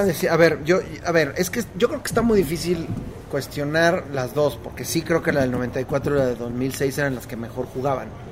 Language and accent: Spanish; Mexico